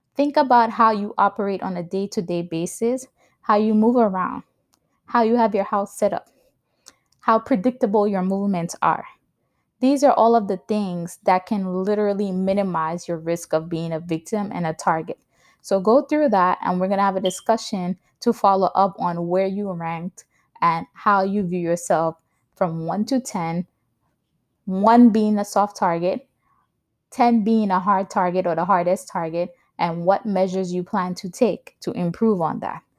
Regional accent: New York, United States; also born or lived in Saint Lucia; now in New Jersey, United States; I was born in the Caribbean in Saint Lucia. I grew up in New York, and I currently live in New Jersey with my husband and my toddler son.

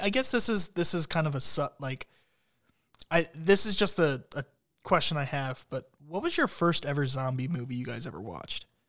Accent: Columbus, Ohio, United States; my hometown

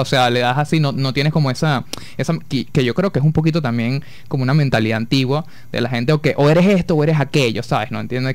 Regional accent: Coro, Falcón, Venezuela; yo soy de aquí de Coro

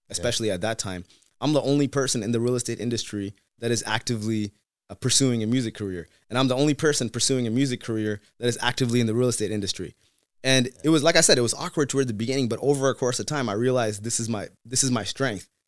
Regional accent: Seattle, Washington, United States; also born or lived in Tamil Nadu; growing up in Seattle without too many other Tamil people

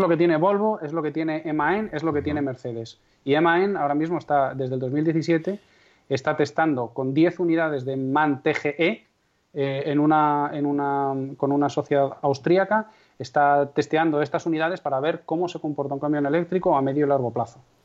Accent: Castrejón de Trabancos, Castile and León, Spain; born or raised there

